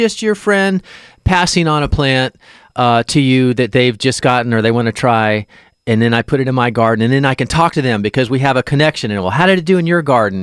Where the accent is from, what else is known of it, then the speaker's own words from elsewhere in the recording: Miami, Florida, United States; moved away; growing up in Miami